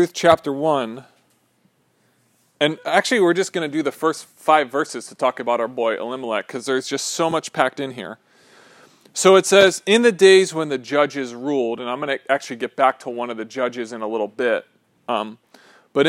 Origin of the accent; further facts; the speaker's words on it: Pennsylvania, United States; moved away; this is from my home state.